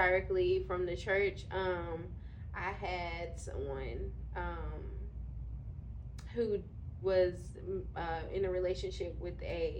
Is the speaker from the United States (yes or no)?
yes; Alexandria, Louisiana, United States; moved away as an adult; also born or lived in Baton Rouge, Louisiana; now in Houston, United States; I'm from Louisiana, from Alexandria, Louisiana, a small town girl. And I moved to Houston in 2018.